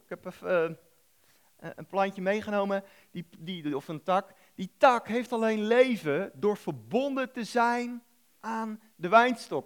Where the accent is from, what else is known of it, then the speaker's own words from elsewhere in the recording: The Hague, South Holland, Netherlands; moved away; ik kom oorspronkelijk uit Den Haag tegen het Westland aan